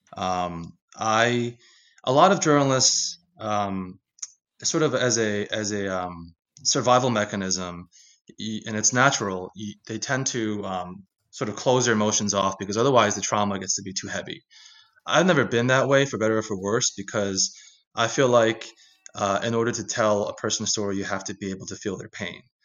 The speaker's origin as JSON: {"language": "English", "town": "Philadelphia", "region": "Pennsylvania", "country": "United States", "tie": "born or raised there", "said": "in Philadelphia, where I was born and raised. Um, you know, I grew up in Philly in the eighties and nineties"}